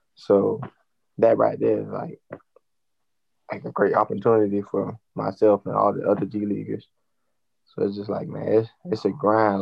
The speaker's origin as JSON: {"language": "English", "region": "Georgia", "country": "United States", "said": "I'm from Georgia"}